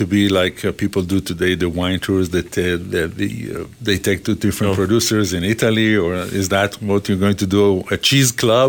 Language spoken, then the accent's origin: English; Israel; now in Calgary, Canada; I come from Israel